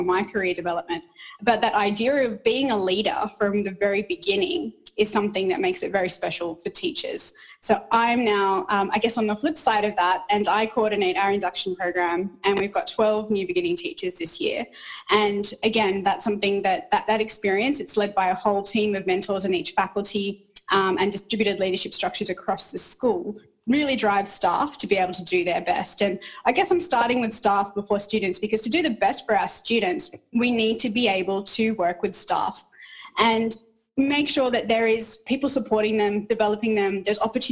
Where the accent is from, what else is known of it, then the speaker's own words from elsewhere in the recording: rural New South Wales, Australia; also born or lived in Sri Lanka / Bathurst, New South Wales / Sydney; I grew up in rural New South Wales